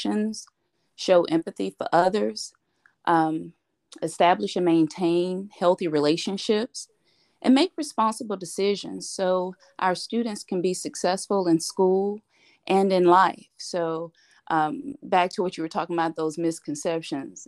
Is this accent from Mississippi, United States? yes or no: yes; Mississippi, United States; moved away as an adult; now in Texas, United States; I'm originally from Mississippi